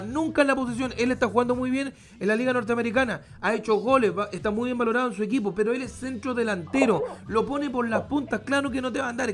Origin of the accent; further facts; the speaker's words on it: Curicó, Maule, Chile; empecé al igual que él a los, 12, 13 años relatando fútbol en, mi ciudad natal, que es Curicó